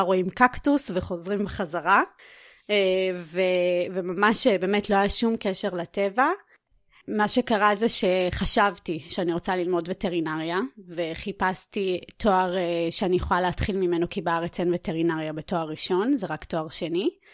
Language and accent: Hebrew; Netanya, Central District, Israel; הייתי ילדה עירונית, אני עדיין גרה, גדלתי גם בנתניה